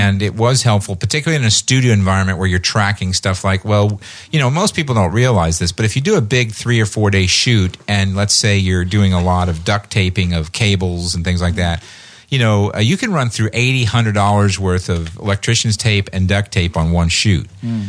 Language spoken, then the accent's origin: English; Indianapolis, Indiana, United States; I grew up in Indianapolis.